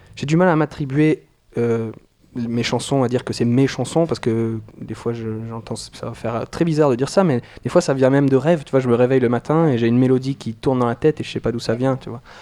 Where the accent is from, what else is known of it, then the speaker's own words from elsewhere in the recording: New Caledonia; moved away as an adult; now in France; je viens de Nouvelle-Calédonie. Donc là, ça fait un an que je suis en France